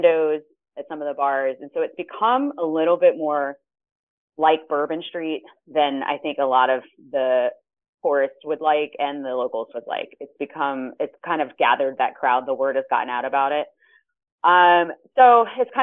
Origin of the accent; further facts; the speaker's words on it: New Orleans, Louisiana, United States; I grew up here. I grew up in New Orleans